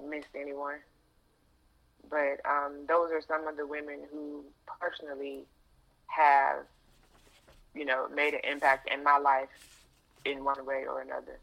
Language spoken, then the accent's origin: English; Chesapeake, Virginia, United States; moved away; I grew up in Hampton Roads, Virginia